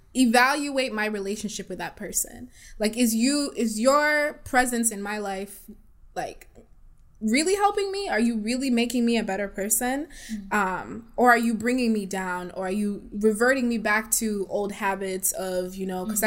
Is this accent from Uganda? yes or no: yes; East Side, Eastern Region, Uganda; now in Kalamazoo, United States; I'm also from Africa. I'm from Uganda, East Side, represent. And I've been living in this small city of Kalamazoo for over 10 years.